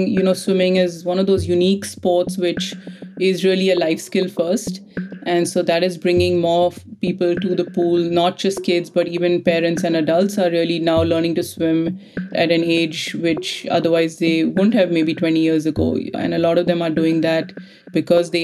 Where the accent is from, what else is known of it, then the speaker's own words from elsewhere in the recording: India; now in Bay Area, United States; I grew up in India and currently live in the Bay Area in California